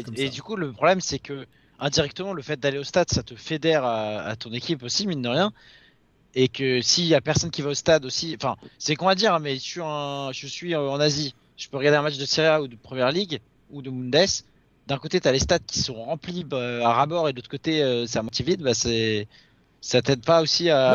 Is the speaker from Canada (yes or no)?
no; Paris, Île-de-France, France; je suis parisien